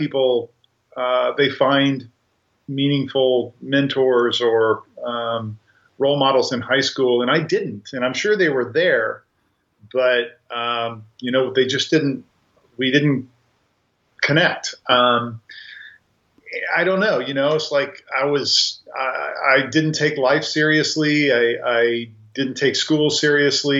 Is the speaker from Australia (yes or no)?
no; Grandview, Missouri, United States; I grew up in a south suburb of Kansas City called Grandview